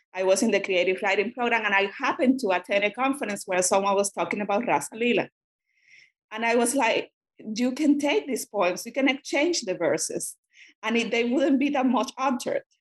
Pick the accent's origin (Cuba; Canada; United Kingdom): Cuba; first language Spanish; English is a second language; moved away as an adult; now in United States; I'm a Spanish speaker, and that uh, I grew up in Cuba